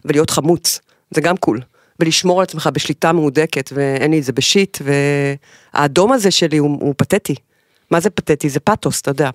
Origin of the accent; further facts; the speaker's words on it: Haifa, Haifa District, Israel; החיים בחיפה, חיפה זה המקום הזה שלה באמצע, אני נורא אוהבת את זה